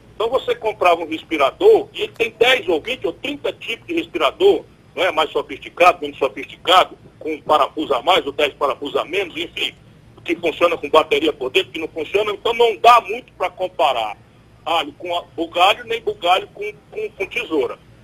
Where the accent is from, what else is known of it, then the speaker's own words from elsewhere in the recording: interior of the Northeast of Brazil, Ceará, Brazil; fui educado a maior parte da minha vida na escola pública do interior do Nordeste do Brasil